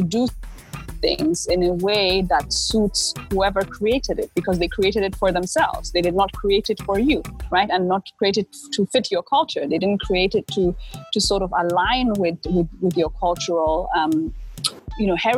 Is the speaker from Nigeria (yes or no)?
yes; Lagos, Nigeria; also born or lived in Germany; I grew up in Lagos. I didn't grow up in the East.